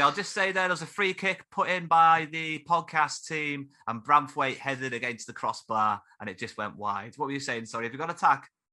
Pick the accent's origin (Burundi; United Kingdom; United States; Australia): United Kingdom; Carlisle, North West England; I am also from Carlisle